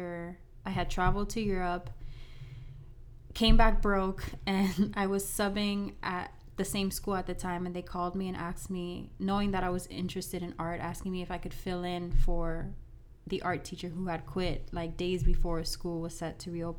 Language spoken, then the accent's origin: English; Miami, Florida, United States; I am from Miami, Florida, born and raised here